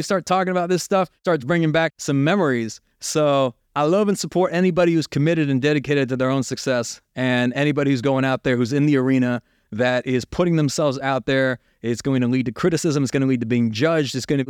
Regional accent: United States; And even though I grew up in America, I was college educated, I had every opportunity to succeed.

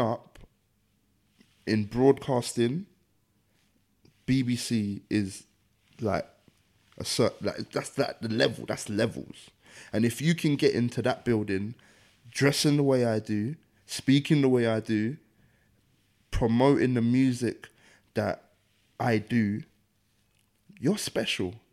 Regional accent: London, United Kingdom; the area I grew up in, Deptford, is ten minutes from there

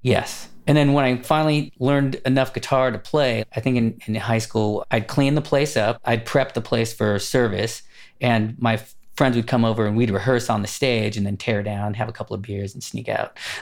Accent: Los Angeles, California, United States; I grew up in Los Angeles, California, kind of studio city and then Burbank

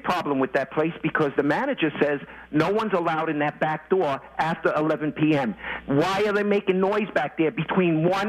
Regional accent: New York, United States; now in Florida, United States; I'm not from Florida. I'm from New York.

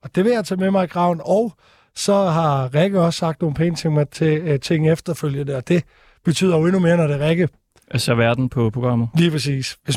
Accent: Stige, Southern Denmark, Denmark; Jeg kommer fra Odense af, eller Stige, som er en forstad til Odense.

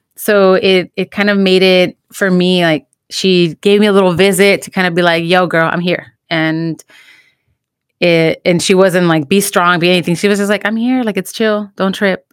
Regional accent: United States; also born or lived in Mexico (ancestry); bicultural experience of being American and being, you know, Mexican and, or, you know, children of immigrants

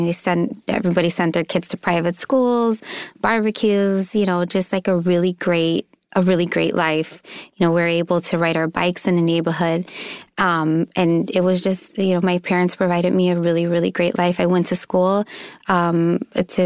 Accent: Chicago, Illinois, United States; moved away as an adult; also born or lived in Mexico; I'm from Chicago. I'm a city girl

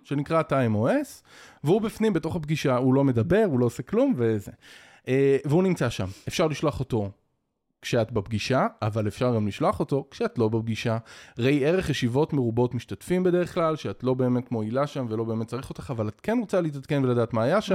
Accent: Israel; אנחנו כישראלים

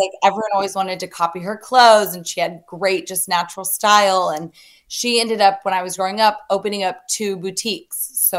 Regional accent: the South, United States; So I am a Southern girl.

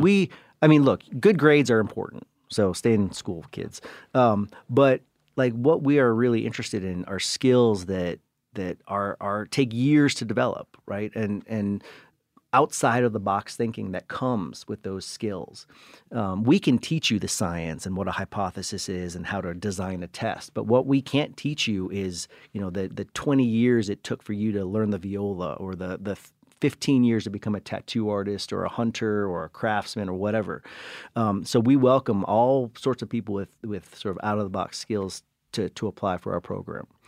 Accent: Cleveland, Ohio, United States; first language English; I was born in Cleveland.

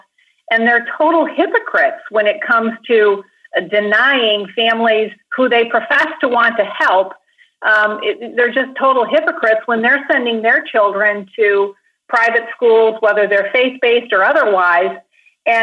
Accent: Grand Rapids, Michigan, United States; a small urban Christian school in my hometown of Grand Rapids

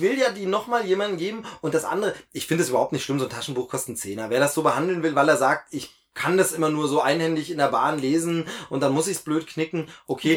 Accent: Lusatia, Germany; bei mir in meiner Heimatregion in Lausitz

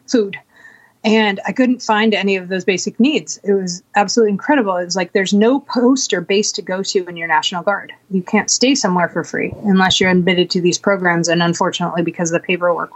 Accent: Bellingham, Washington, United States; moved away as an adult; also born or lived in Walla Walla; coming back to Bellingham and staying with friends here just because this is my hometown

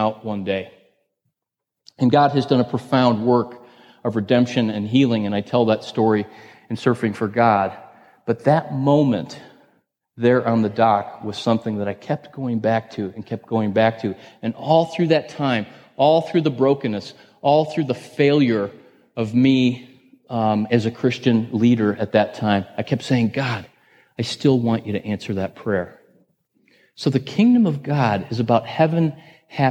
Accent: Northeast Ohio outside of Cleveland, United States; I grew up in Northeast Ohio outside of Cleveland

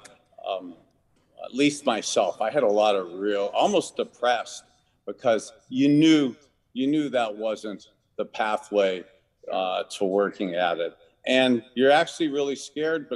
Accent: Youngstown, Ohio, United States; a little boy who grew up in Youngstown, Ohio, halfway between Cleveland

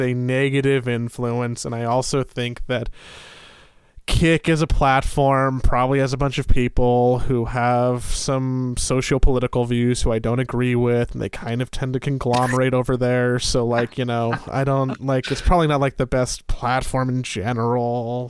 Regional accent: Los Angeles, California, United States; growing up in Los Angeles in the late nineties

